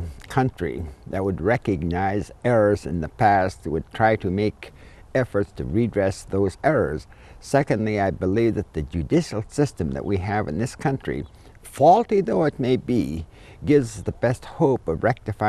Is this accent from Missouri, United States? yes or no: no; Hood River Valley, Oregon, United States; I come from the Hood River Valley, and it's a beautiful place. I was nurtured by the soil. I know what the summer sun is, the summer rains, and this is my home.